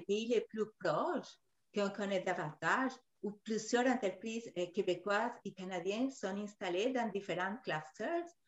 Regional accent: Peru; moved away; surtout au Pérou, mon pays d'origine

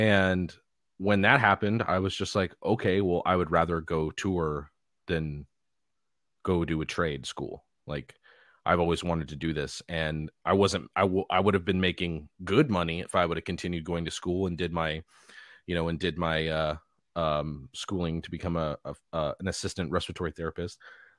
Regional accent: Los Angeles, California, United States; Well, I mean, I was born and raised in Los Angeles, California.

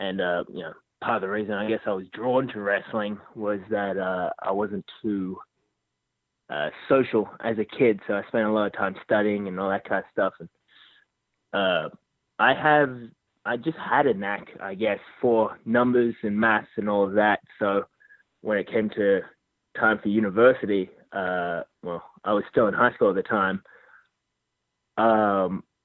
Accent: Sydney, New South Wales, Australia; moved away as an adult; now in Houston, United States; Not born and raised in Sydney, Australia

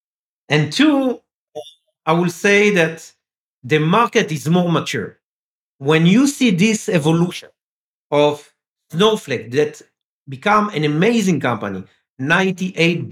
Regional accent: France; first language French; English is a second language; I was born in France. Okay, I'm speaking French. I was born in France.

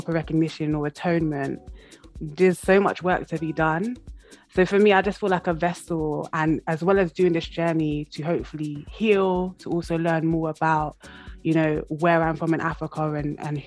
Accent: London, United Kingdom; moved away as an adult; now in Wales, United Kingdom; being now physically in Wales, because I'm from London originally

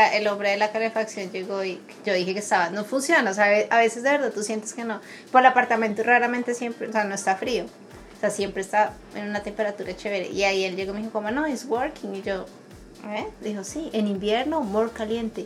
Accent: Bogotá, Colombia; also born or lived in Brazil; now in Canada; yo crecí en Bogotá, que es frío, y en la parte de Brasil donde yo vivía era veranos de 50 grados.

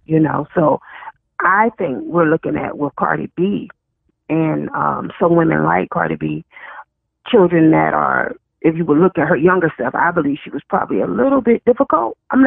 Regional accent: Chesapeake, Virginia, United States; where I come from Virginia, a place called Chesapeake, Virginia, we had home economics

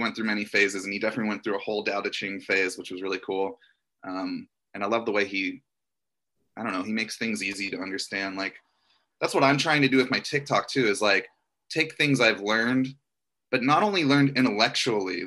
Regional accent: Orlando, Florida, United States; now in Los Angeles, United States; I grew up in Orlando, Florida

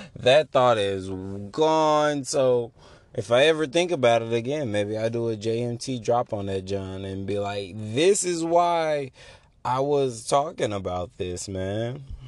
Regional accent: United States

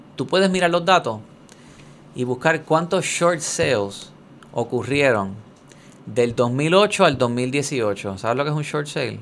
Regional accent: Puerto Rico; moved away; somos muchos puertorriqueños

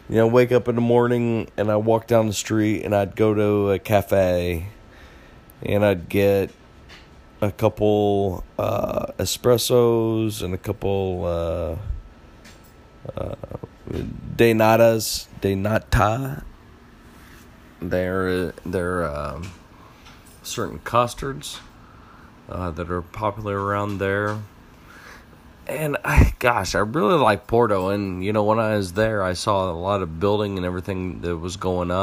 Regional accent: United States; being an American tourist

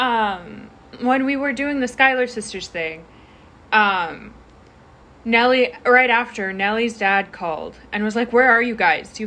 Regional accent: Vermont, United States; I'm from Vermont, so just one state over

